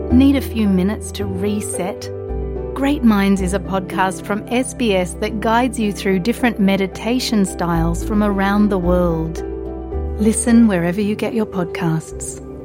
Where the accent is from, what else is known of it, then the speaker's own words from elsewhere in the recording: Adelaide, South Australia, Australia; now in Sydney, Australia; I was born in Adelaide, in South Australia, which is a very small Jewish community, and I grew up there